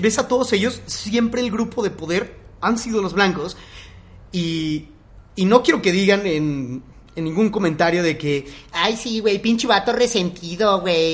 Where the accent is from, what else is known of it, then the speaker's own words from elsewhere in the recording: Mexico; ¿Qué nos define como mexicanos?